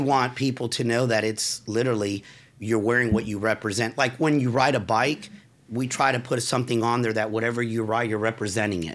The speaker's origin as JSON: {"language": "English", "town": "Forest City", "region": "Florida", "country": "United States", "tie": "born or raised there", "said": "I was raised in Forest City in Altamont"}